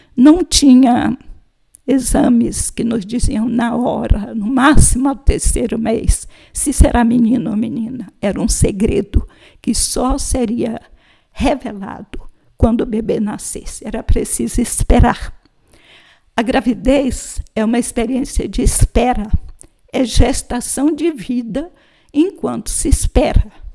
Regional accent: São Luís, Maranhão, Brazil; a casa da minha família, e identificava o lugar onde morávamos, em São Luís do Maranhão

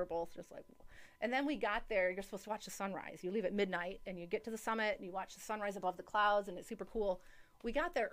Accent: Michigan, United States; I'm from Michigan.

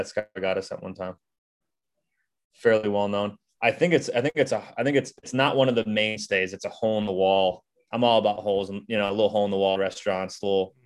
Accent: Chicago, Illinois, United States; moved away; I'm from Chicago

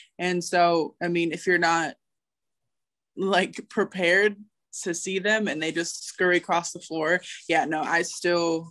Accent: Waunakee, Wisconsin, United States; moved away as an adult; also born or lived in Milwaukee, Wisconsin / Alabama; I grew up in a small town outside of Madison called Wanakee

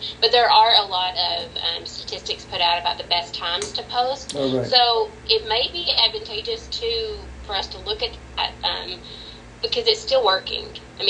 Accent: Texas, United States; So I'm from Texas. So whenever I was in Texas, I did full facilities management.

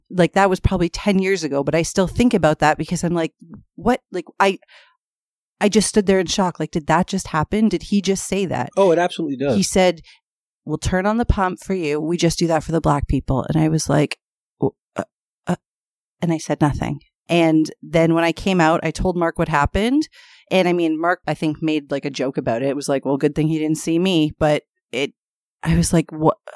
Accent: Canada; because we're so Canadian, we're like, what do you mean?

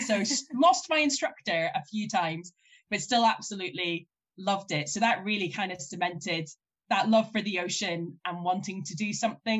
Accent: Moray coast, Scotland, United Kingdom; moved away as an adult; now in Edinburgh, United Kingdom; I grew up on the Murray coast

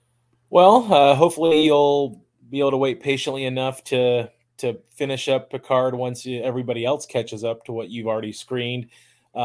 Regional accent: Tennessee, United States; my home state of Tennessee

